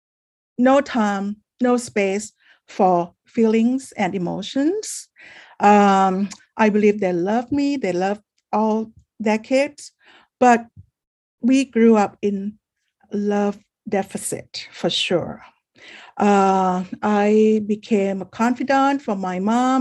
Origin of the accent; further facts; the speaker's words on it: Bangkok, Thailand; now in California, United States; I am from Bangkok, Thailand, but I've been living in California for 26 years now.